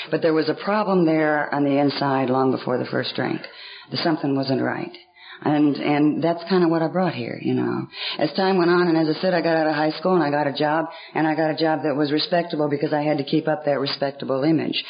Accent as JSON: {"language": "English", "town": "Atlanta", "region": "Georgia", "country": "United States", "tie": "born or raised there", "said": "I was raised in Atlanta, the bulk of my life in Atlanta, Georgia. And I was raised on the north side of Atlanta"}